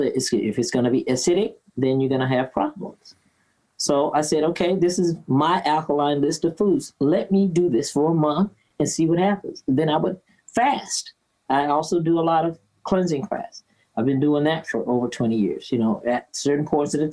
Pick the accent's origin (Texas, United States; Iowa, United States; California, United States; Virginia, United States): Virginia, United States; growing up in Virginia in the South